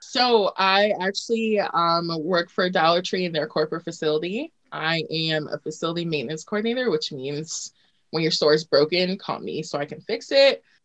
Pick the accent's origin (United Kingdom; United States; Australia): United States; Virginia Beach, Virginia; Virginia Beach.